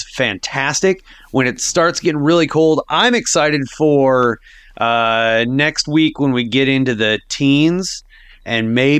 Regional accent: Sioux Falls, South Dakota, United States; That's what I grew up playing in Sioux Falls.

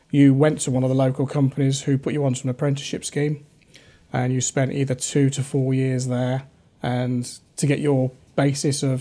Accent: Rugby, West Midlands, United Kingdom; I think it was in my genes, really, um, and also growing up in Rugby. Uh, it's a very industrious area.

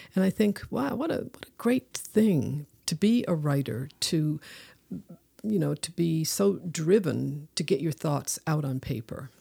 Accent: Newfoundland and Labrador, Canada

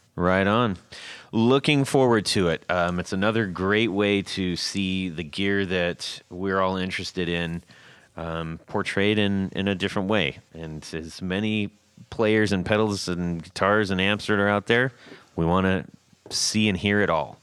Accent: Southern California, United States; I grew up in Southern California.

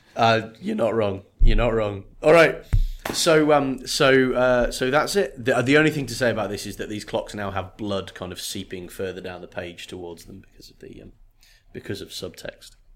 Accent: United Kingdom; I come from Great Britain

